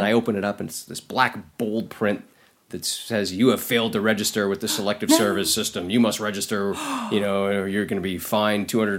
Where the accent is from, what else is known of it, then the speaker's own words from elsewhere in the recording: Canada; now in United States; I'm not American. I go, I live here and I'm working here, but I'm Canadian.